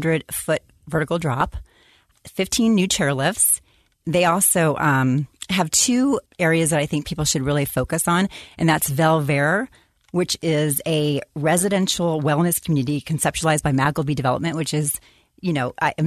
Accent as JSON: {"language": "English", "region": "Illinois", "country": "United States", "tie": "born or raised there", "also_born_or_lived": "California", "moved": "as an adult", "lives_now": "Utah, United States", "said": "I got my license first in my home state of Illinois in 1994"}